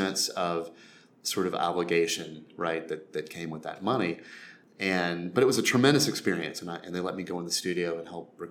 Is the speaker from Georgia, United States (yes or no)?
yes; Albany, Georgia, United States; now in Nashville, United States; I grew up in Albany, Georgia, a fairly small town in southwest Georgia